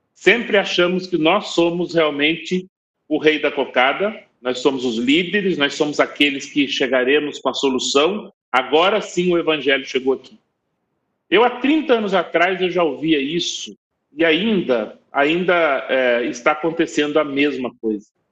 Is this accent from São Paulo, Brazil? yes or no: yes; Taubaté, São Paulo, Brazil; accent: interior paulista; moved away as an adult; also born or lived in China; eu sou do interior de São Paulo, eu falo porta, falo morto. Eu sou de Taubaté